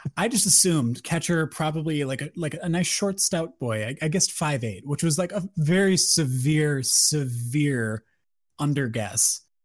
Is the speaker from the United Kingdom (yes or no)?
no; Wisconsin, United States; since I'm from Wisconsin